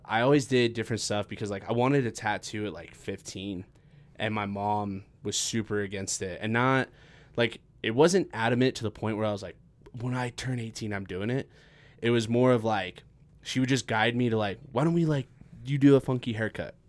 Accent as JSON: {"language": "English", "town": "Farmington", "region": "New Mexico", "country": "United States", "tie": "born or raised there", "also_born_or_lived": "Las Cruces / Rio Rancho", "said": "growing up in Farmington"}